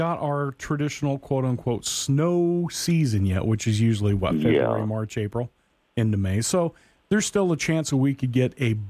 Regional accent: Portland, Oregon, United States; moved away; growing up in Oregon, that's where a lot of the Christmas trees come from.

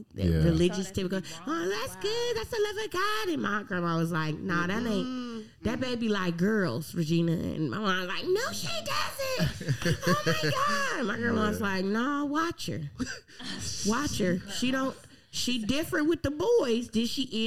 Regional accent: California, United States; moved away as an adult; also born or lived in Alabama; when I was growing up in California, we had tutors

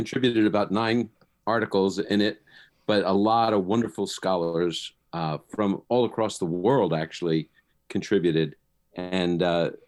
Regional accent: New York City, New York, United States; now in Chicago, United States; I was born in the Holy Land of Brooklyn, Brooklyn, New York

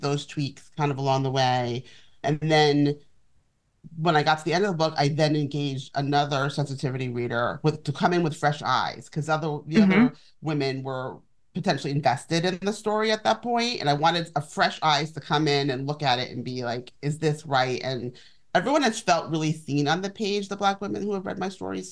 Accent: New York City, New York, United States; I grew up in Manhattan

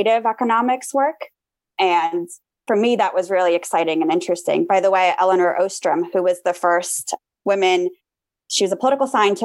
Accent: Armenia; now in United States; I grew up in Armenia, which is a post-Soviet country.

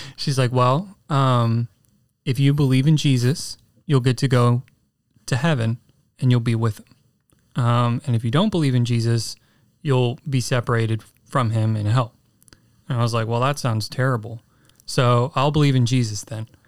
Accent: San Antonio, Texas, United States; San Antonio, Texas. Um, born in nineteen ninety

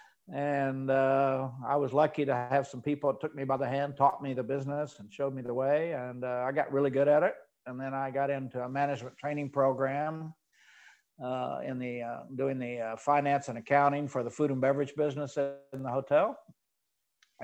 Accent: Oklahoma, United States; moved away as an adult; I grew up in Oklahoma

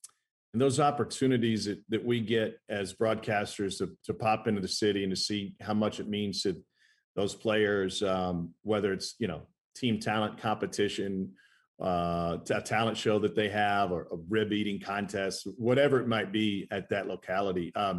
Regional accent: Midwest, United States; now in Atlanta, United States; I grew up in the Midwest and I live in Atlanta now.

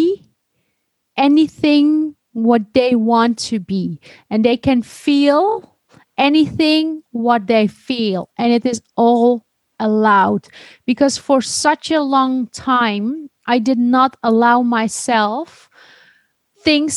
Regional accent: Netherlands; also born or lived in Istanbul, Turkey / Denmark; growing up in the Netherlands with the Christian and atheist vision

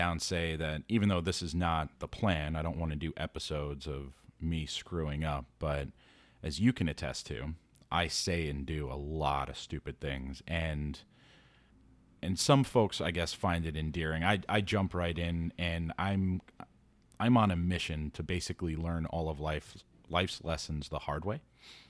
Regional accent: New York City, New York, United States; being a New Yorker, super foreign to me. Opening up my doors to have somebody just chill on my couch in a tiny New York City apartment.

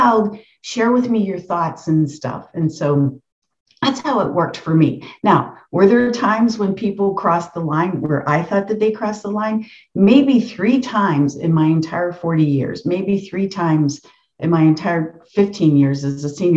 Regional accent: the North, United States; I grew up in the North

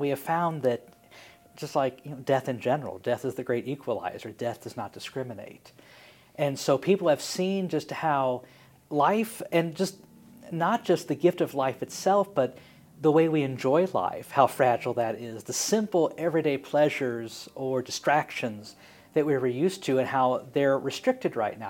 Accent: Springfield, Illinois, United States; I grew up in Springfield

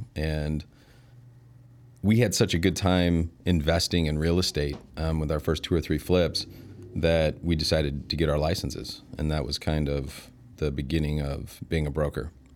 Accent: Elgin, Illinois, United States; I was born and raised in Elgin. Yeah, moved away for a little bit. But, um, yeah, mostly been there my whole life.

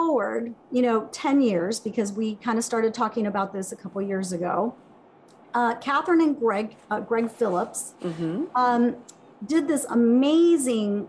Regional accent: Venezuela; now in United States; I'm from Venezuela. I have family still

